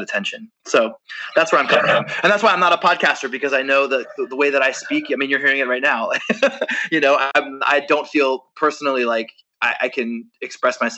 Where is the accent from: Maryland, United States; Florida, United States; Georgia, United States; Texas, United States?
Maryland, United States; I grew up in Maryland